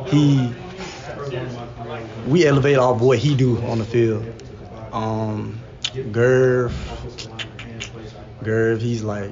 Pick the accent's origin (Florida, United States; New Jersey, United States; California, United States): Florida, United States; Pensacola; now in Lawrence, United States; I'm from Pensacola, Florida, so everything flat out there.